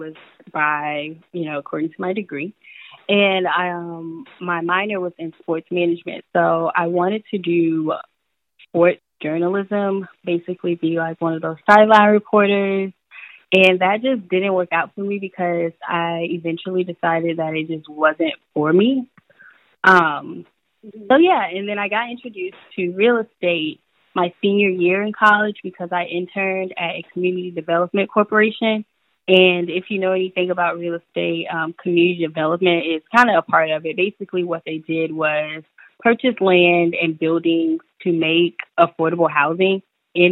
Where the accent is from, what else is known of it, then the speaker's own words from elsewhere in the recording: Tampa, Florida, United States; moved away as an adult; also born or lived in Washington, D.C. / Maryland; now in Atlanta, United States; I'm from Tampa, Florida, originally. As you mentioned, I graduated from Howard University. So I basically left Tampa or Florida in general at 18